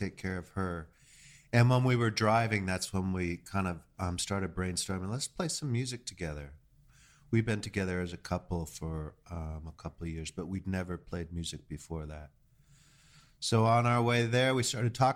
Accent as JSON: {"language": "English", "town": "Los Angeles", "region": "California", "country": "United States", "tie": "born or raised there", "moved": "yes", "lives_now": "New York, United States", "said": "I grew up in Los Angeles"}